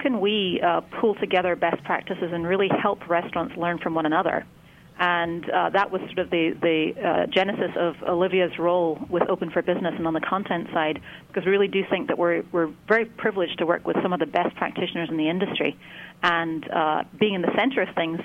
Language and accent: English; Scotland, United Kingdom; now in California, United States; I grew up in Scotland, so you'll hear a slight accent